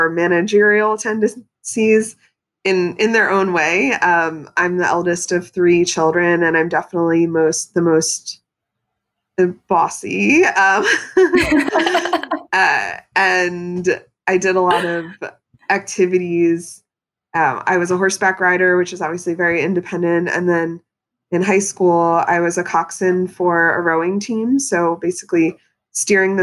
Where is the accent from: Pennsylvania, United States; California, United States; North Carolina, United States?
Pennsylvania, United States; moved away as an adult; now in New York City, United States; I was raised in Pennsylvania by New Yorkers